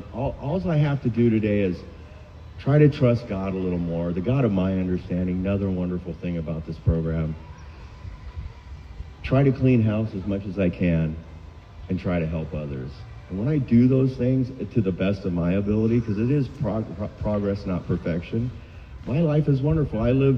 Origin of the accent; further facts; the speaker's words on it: Huntington, United States; Because I'm from Huntington.